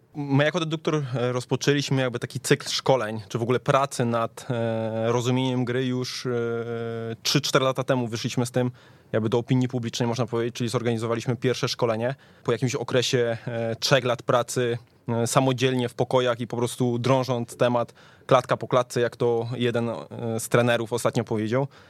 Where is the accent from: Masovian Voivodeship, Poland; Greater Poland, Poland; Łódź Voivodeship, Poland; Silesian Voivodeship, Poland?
Silesian Voivodeship, Poland; Tychy; pochodzę z Tychów